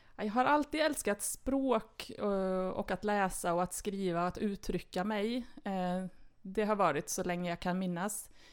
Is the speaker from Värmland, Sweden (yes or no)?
yes; Värmland, Sweden; moved away as an adult; also born or lived in Stockholm / Östergötland; now in Karlstad, Sweden; Jag är född i Stockholm faktiskt, mm. men kom till Värmland som ettåring